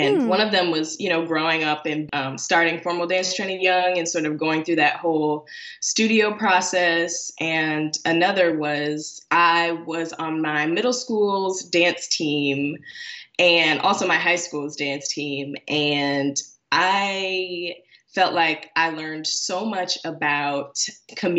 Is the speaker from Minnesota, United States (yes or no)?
no; Chicago, Illinois, United States; now in Washington, D.C., United States; I was born and raised in Chicago and the surrounding suburbs.